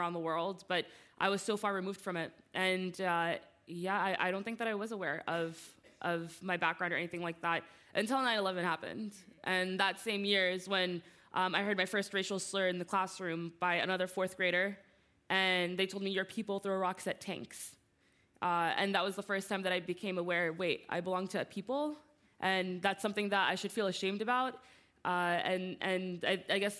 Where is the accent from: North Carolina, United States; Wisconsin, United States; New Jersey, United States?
New Jersey, United States; I was born and raised in New Jersey